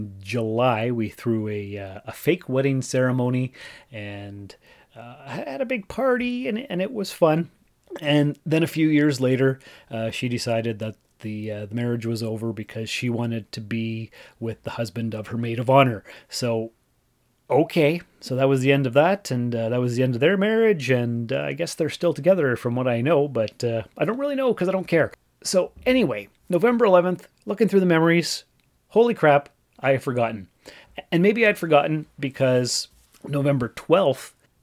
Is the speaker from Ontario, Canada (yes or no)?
yes; Sault Ste. Marie, Ontario, Canada; moved away as an adult; also born or lived in North Bay / Timmins; I was born and raised in Sault Ste. Marie, and went to college, university, whatever, in North Bay